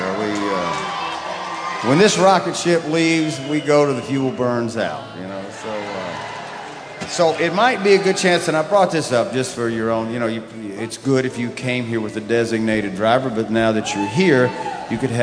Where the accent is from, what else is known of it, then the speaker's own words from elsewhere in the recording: Mobile, Alabama, United States; moved away; where I grew up in Mobile, Alabama